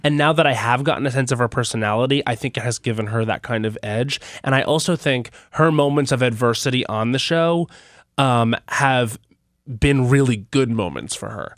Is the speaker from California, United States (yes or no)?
no; Long Island, New York, United States; I'm from Long Island.